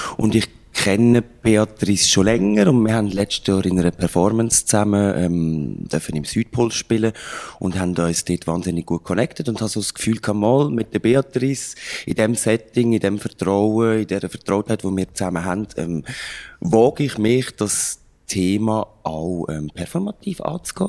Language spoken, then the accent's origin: German; Lucerne, Switzerland; mich als Luzerner